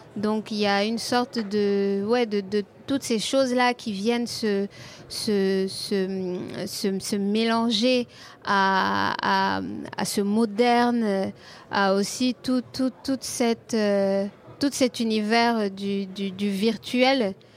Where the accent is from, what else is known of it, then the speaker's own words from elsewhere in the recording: Côte d’Ivoire; quand je sors de chez moi en Côte d'Ivoire